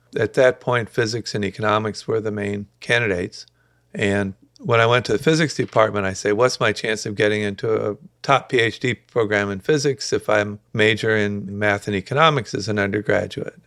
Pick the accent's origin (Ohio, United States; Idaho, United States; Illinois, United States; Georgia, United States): Ohio, United States; Dayton; kind of upper middle class, uh, very peaceful suburb of Dayton with very good public schools